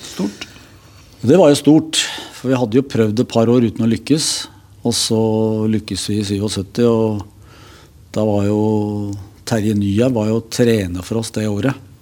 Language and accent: Norwegian; Oslo, Norway; also born or lived in Fredrikstad; Jeg vokste opp eh, i Gripfjells gate